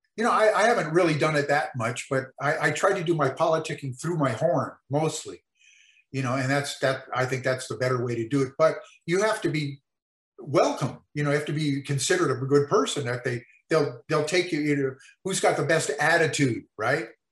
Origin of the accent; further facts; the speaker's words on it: El Monte, California, United States; also born or lived in Mexico; I grew up in El Monte, California